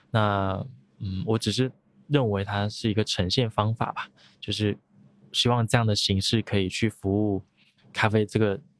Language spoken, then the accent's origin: Chinese; Guangdong, China; 那我会认为，可能因为我是潮汕人，然后我家里爸爸妈妈会喝茶